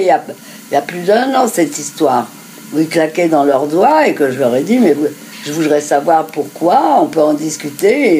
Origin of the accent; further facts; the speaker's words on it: France; nous sommes, nous sommes français, juifs.